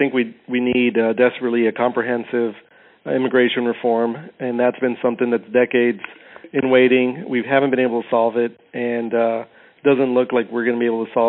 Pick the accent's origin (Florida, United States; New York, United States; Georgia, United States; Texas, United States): Texas, United States; Brownsville; there's just something special about where you're born and raised and being mayor of your hometown. It's just special. Border cities like Brownsville are very unique. It's a different culture. It's a different mindset. Great communities, very welcoming community.